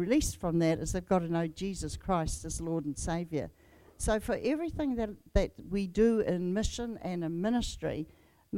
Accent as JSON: {"language": "English", "town": "Whanganui", "region": "Manawatū-Whanganui", "country": "New Zealand", "also_born_or_lived": "England / Tauranga", "moved": "yes", "said": "Whanganui, who is my tribal area"}